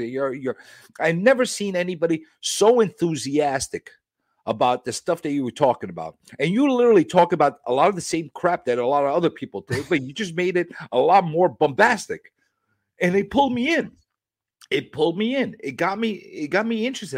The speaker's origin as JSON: {"language": "English", "town": "New York City", "region": "New York", "country": "United States", "tie": "born or raised there", "said": "I'm a New Yorker"}